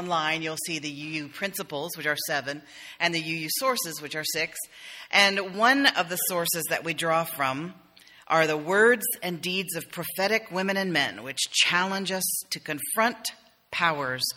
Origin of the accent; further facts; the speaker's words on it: East Coast, United States; moved away; I'm from the East Coast